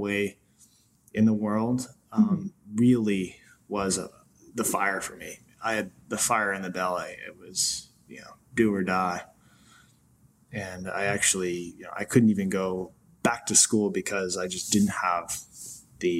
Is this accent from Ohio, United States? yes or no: no; Maine, United States; moved away as an adult; also born or lived in New York; I'm from Maine, small town in Maine where there are more waterfowl than there are people